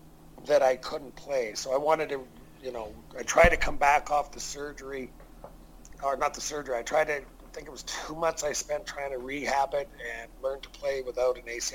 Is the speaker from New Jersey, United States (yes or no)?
no; Portland, Maine, United States; I was from Portland. I went to Kalamazoo.